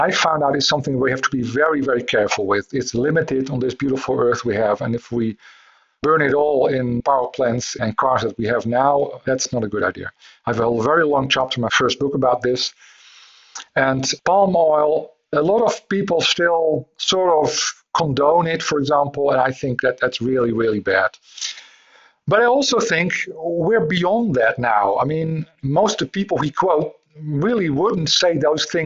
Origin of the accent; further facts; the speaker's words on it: Netherlands; I'm from the Netherlands